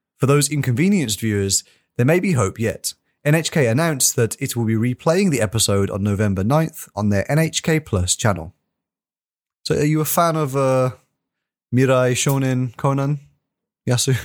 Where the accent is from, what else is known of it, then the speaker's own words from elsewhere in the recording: United Kingdom; me as a British person